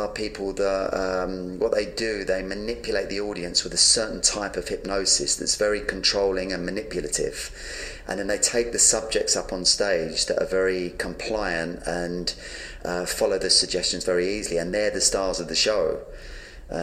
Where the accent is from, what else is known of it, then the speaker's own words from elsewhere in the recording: London, United Kingdom; I was born in London and, you know, I had a very dysfunctional childhood. I grew up in a very violent, messed up home